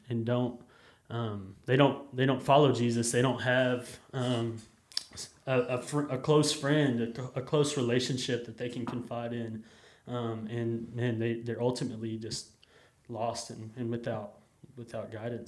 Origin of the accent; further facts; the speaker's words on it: Jacksonville, Texas, United States; I grew up in Jacksonville, Texas, just about an hour from here